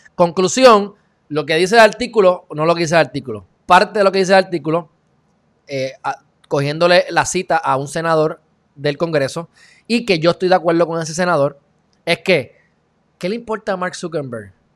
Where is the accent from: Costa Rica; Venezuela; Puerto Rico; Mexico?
Puerto Rico; como puertorriqueño